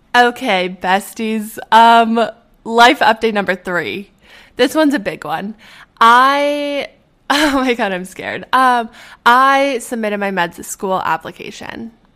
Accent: Edmonton, Alberta, Canada; moved away; The medical school at U of A, which is in my hometown

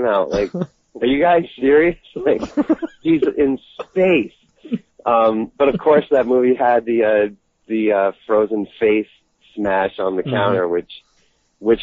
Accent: Boston, Massachusetts, United States; moved away as an adult; now in Los Angeles, United States; I'm from Boston, and I had a really tight group of friends that I grew up

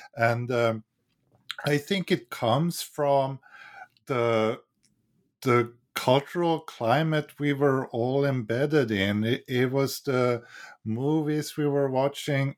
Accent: Sweden; now in United States; I'm from Sweden

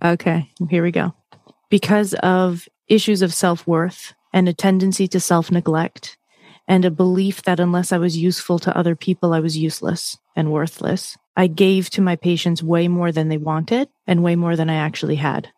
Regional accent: Massachusetts, United States; I grew up where I grew up in Massachusetts is not too far from the beaches

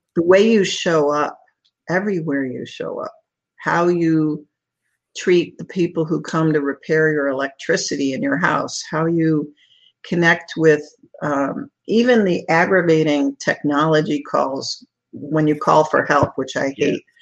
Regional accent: Chicago, Illinois, United States; moved away as an adult; now in Sarasota, United States; after an entire lifetime as a Chicagoan, my husband and I moved to the Florida to Sarasota

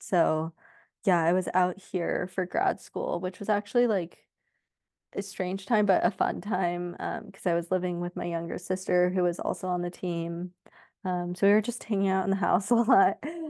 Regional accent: Sacramento, California, United States; So I grew up like in the Sacramento area in California. My parents are still out there.

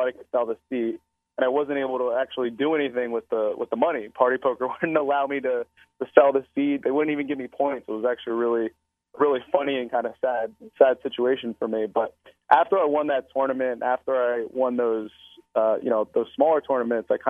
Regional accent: Philadelphia, Pennsylvania, United States; I'm a Philadelphian, but I spent a good amount of time. Obviously, I play in Atlantic City a lot. So, you know, I guess you can consider me partially a New Jersey boy. But I'm going to claim Philadelphia as my hometown for sure

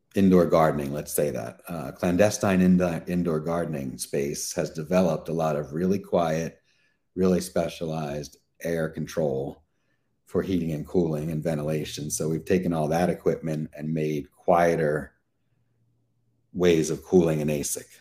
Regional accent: Pennsylvania, United States; Pennsylvania, which is my home state

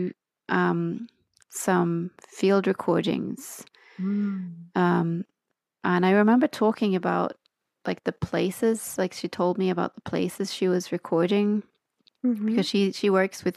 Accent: Oslo, Norway; accent: strange hybrid, all sorts of influenced English accent; first language Norwegian; English is a second language; also born or lived in Australia; I'm from Oslo, where I'm right now.

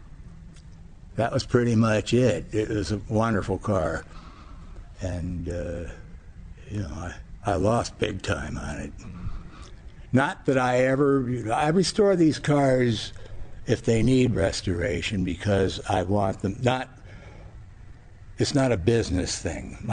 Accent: United States; growing up in America

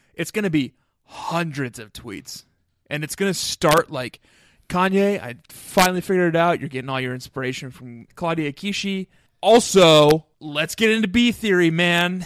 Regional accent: Minnesota, United States; I grew up in Minnesota

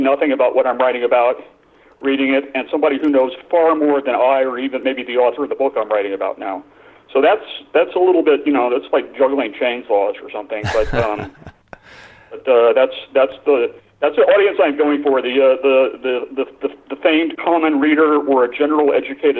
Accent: Texas, United States; now in Washington, D.C., United States; I'm from Texas. My family background is from Texas

